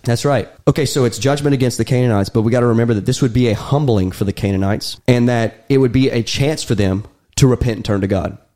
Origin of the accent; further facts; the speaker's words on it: United States; me and Daniel were born and raised in America